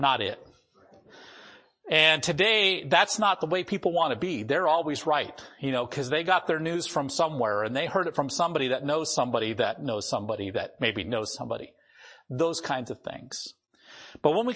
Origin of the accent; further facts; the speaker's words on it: North Dakota, United States; I grew up in North Dakota and went to school there.